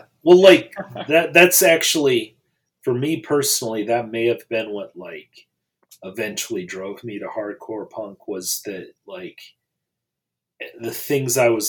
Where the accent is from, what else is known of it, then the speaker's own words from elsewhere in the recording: Kalamazoo, Michigan, United States; moved away; also born or lived in Chicago / Washington, District of Columbia, United States; growing up in the Kalamazoo area and then like eventually moving to Chicago and then to DC.